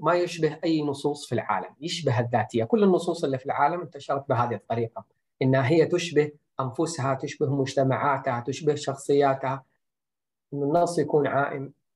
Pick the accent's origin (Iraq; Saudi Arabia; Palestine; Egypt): Saudi Arabia; عندنا في السعوديه